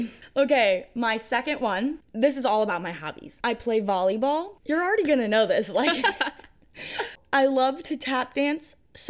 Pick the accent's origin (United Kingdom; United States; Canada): United States; New York; And since I'm from New York, I'm a Bills fan.